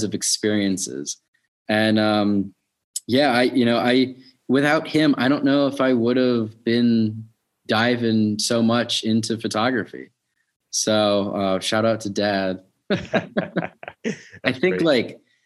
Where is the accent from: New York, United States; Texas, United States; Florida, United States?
New York, United States; New York City; now in Baltimore, United States; I grew up in New York City through the 90s